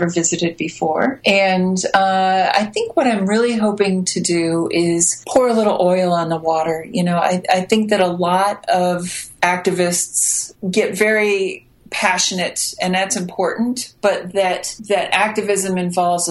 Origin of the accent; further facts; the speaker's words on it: the middle of America, Midwest, United States; accent: American; also born or lived in Chicago; I am American and grew up in the middle of America